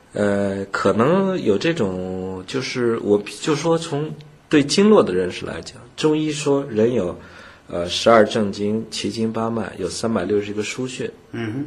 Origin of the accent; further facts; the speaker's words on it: China; 我们中国人